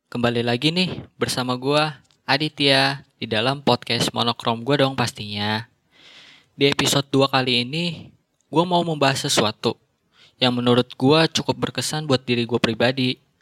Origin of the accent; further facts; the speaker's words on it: Bekasi, West Java, Indonesia; also born or lived in Jakarta; Gue lahir di Jakarta, tapi tinggalnya di Bekasi. Ya, di sana hitung-hitung numpang lahir doang.